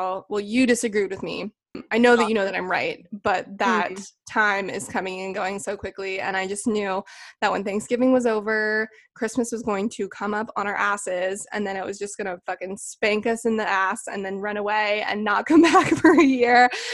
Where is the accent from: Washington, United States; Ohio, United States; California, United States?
Washington, United States; Spokane; moved away; I grew up in Spokane